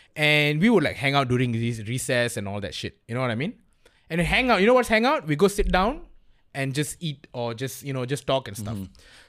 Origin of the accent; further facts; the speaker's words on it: Klang, Selangor, Malaysia; I'm from Klang, so that explains like half of the story.